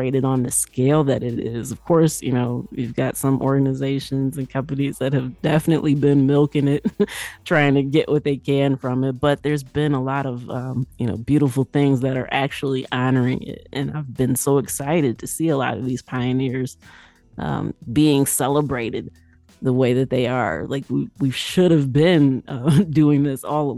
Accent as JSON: {"language": "English", "region": "Midwest", "country": "United States", "tie": "born or raised there", "said": "As a young chick growing up in the Midwest"}